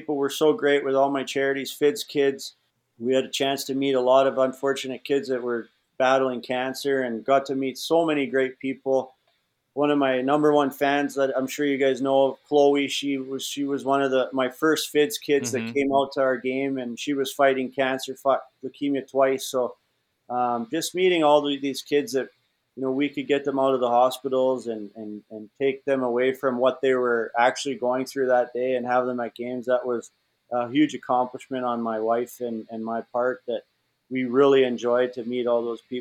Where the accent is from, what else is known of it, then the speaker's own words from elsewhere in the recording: Alberta, Canada; moved away; I grew up in Alberta, Canada